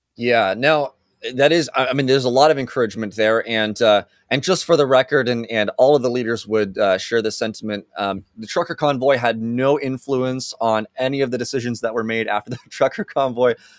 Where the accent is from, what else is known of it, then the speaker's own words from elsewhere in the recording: Canada; as Canadians